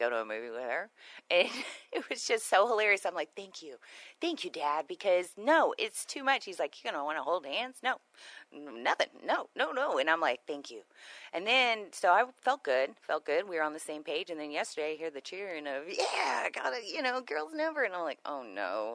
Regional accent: Houston, Texas, United States; moved away as an adult; now in Conroe, United States; I've only been here since 2013, right? I was from Houston

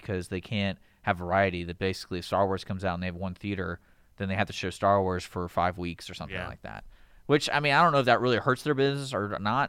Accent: Houston, Texas, United States; also born or lived in Abilene, Texas; luckily I grew up near Houston or in Houston

